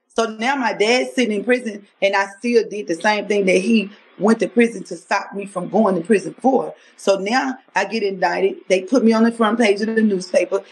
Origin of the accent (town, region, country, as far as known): Louisiana, United States; moved away as an adult; now in Texas, United States